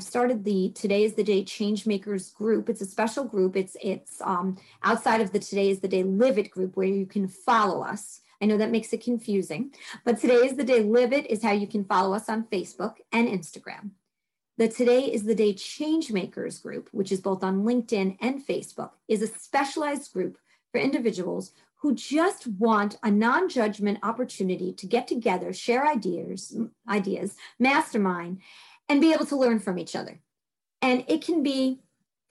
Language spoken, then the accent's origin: English; New York City, New York, United States; accent: Brooklyn; my Brooklyn accent comes out every once in a while